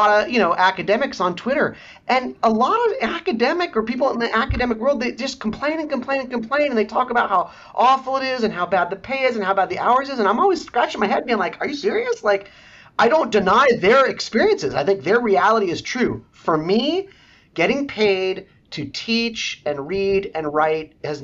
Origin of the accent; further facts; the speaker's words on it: Los Angeles, California, United States; I grew up in LA near Santa Monica